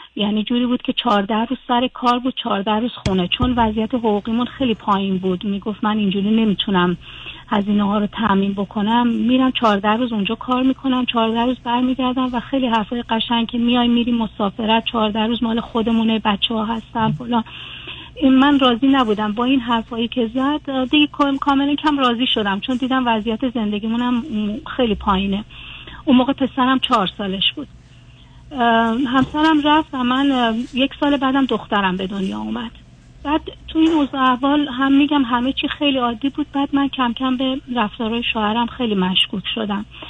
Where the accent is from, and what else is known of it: Iran; moved away as an adult; now in Germany